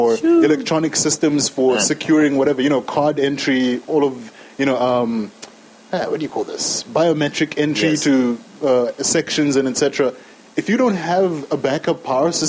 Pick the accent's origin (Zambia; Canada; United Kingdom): Zambia; we're from Zambia. We're proud and patriotic.